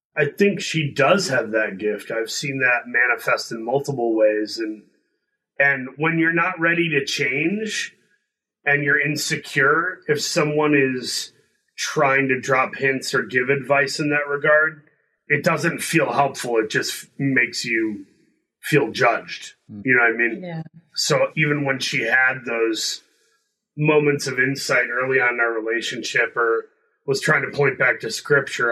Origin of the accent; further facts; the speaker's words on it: Midwest, United States; I grew up in the Midwest